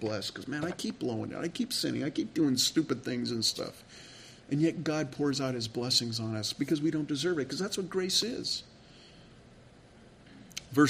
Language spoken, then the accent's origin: English; California, United States; moved away; I grew up in California